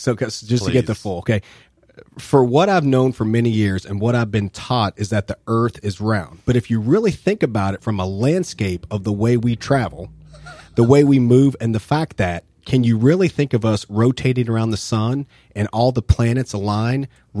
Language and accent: English; Kentucky, United States; I grew up with basketball in Kentucky.